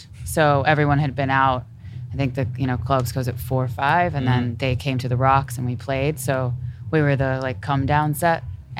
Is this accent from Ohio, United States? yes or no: no; Houston, Texas, United States; we're from Houston.